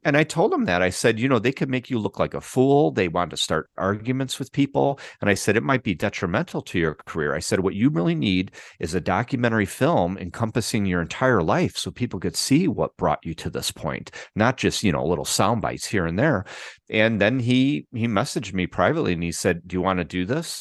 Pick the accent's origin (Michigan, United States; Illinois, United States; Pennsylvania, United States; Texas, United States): Illinois, United States; Chicago; moved away as an adult; also born or lived in Los Angeles; we both lived and grew up on the northwest side of Chicago